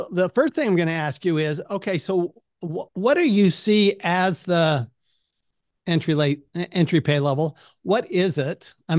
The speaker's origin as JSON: {"language": "English", "region": "Utah", "country": "United States", "tie": "born or raised there", "said": "Paul and I actually share a heritage. We grew up in Utah."}